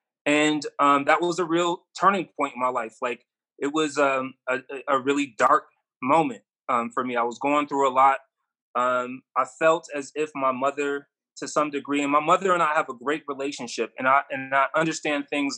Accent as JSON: {"language": "English", "town": "Rochester", "region": "New York", "country": "United States", "tie": "born or raised there", "said": "In Rochester, New York."}